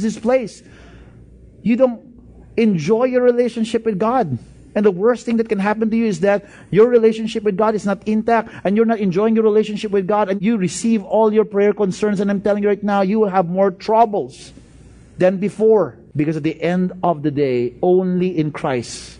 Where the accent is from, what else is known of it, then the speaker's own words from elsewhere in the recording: Bacolod, Western Visayas, Philippines; moved away; I came from Bacolod.